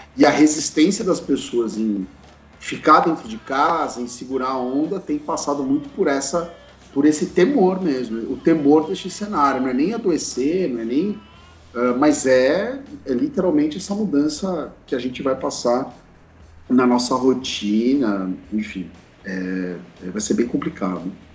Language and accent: Portuguese; São Bernardo do Campo, São Paulo, Brazil; moved away as an adult; now in São Paulo, Brazil; a gente é de São Bernardo. Nossos pais moram em São Bernardo e nós moramos em São Paulo